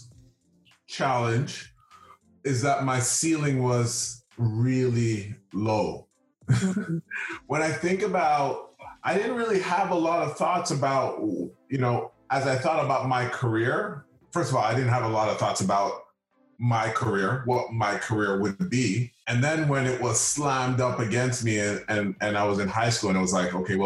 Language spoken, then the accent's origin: English; Toronto, Ontario, Canada; I am from the community of Rexdale